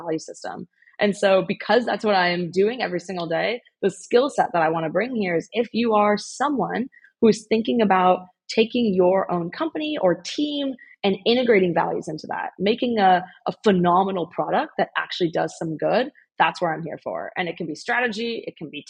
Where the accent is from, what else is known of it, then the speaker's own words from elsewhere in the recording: Bay Area, California, United States; also born or lived in Illinois; I grew up in the Bay Area